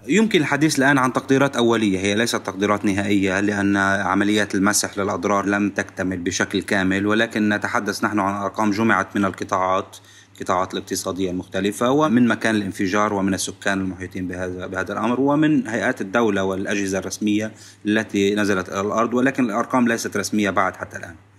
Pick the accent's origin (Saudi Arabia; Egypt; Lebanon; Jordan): Lebanon; نحن كلبنانيين